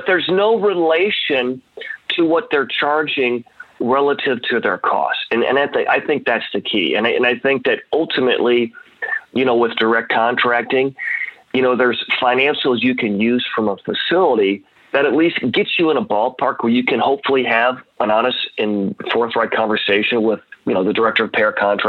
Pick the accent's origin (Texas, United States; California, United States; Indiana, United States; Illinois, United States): Illinois, United States; Champaign; moved away; I'm actually from Champaign, Illinois, originally.